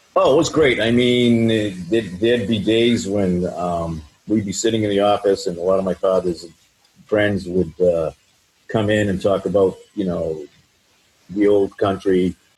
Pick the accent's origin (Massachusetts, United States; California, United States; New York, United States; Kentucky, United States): Massachusetts, United States; Franklin; also born or lived in Wrentham, Massachusetts / Denver, Colorado; we grew up in Franklin on Pond Street.